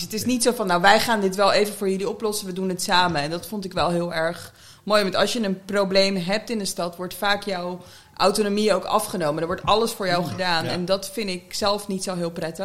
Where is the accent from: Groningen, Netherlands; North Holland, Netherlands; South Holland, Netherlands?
South Holland, Netherlands; The Hague; dan ben ik een echte Hagenees